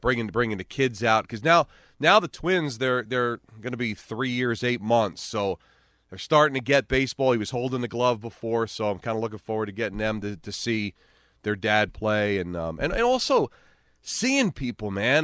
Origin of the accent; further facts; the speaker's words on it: Hawthorne, New Jersey, United States; a community like North Jersey where I grew up in Hawthorne